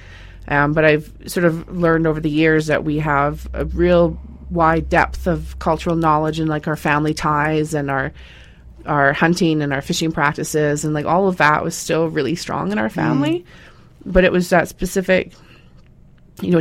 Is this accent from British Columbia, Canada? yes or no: yes; Ladner, British Columbia, Canada; I grew up in Ladner